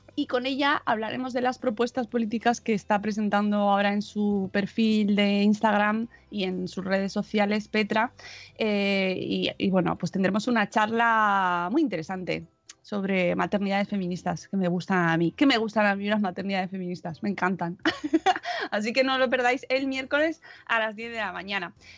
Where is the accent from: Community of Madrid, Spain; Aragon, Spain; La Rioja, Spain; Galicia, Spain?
Community of Madrid, Spain; Madrid; los madrileños estamos en casa